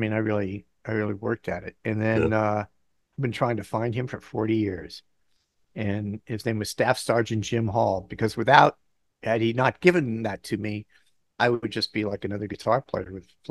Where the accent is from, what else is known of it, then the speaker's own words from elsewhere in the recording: Bangkok, Thailand; moved away; also born or lived in Southeast Asia; So I grew up in Bangkok.